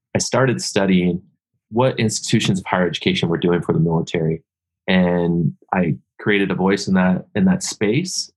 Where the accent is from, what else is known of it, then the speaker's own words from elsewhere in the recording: Seattle, Washington, United States; I grew up in the Northwest, grew up in Seattle